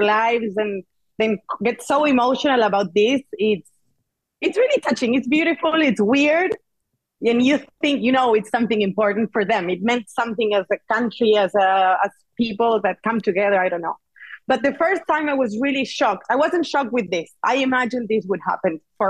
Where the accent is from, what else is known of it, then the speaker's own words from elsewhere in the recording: Argentina; moved away as an adult; now in Barcelona, Spain; I'm from Argentina. I'm super proud